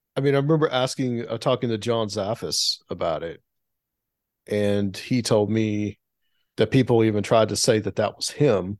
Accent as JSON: {"language": "English", "region": "the South", "country": "United States", "tie": "born or raised there", "said": "growing up in the South, I mean, I was always exposed to the Civil War, especially in the town that I grew up in, because it was a Civil War battle site."}